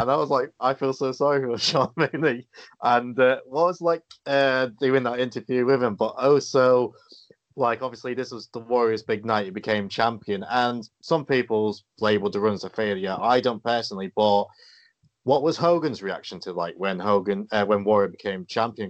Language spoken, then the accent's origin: English; England, United Kingdom; I'm English